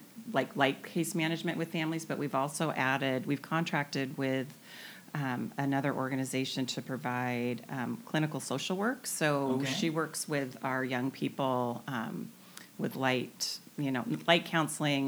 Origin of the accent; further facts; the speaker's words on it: the Northwest, Pacific Northwest, United States; now in Camano Island, United States; born and raised in the Northwest